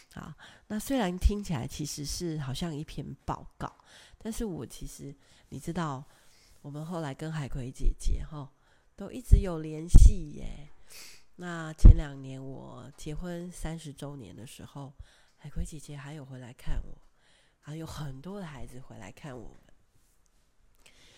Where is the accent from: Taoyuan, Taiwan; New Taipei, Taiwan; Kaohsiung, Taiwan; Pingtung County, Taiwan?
Kaohsiung, Taiwan; a small fishing village in; 我的家乡是在高雄的一个小渔村，我在那里成长到十八岁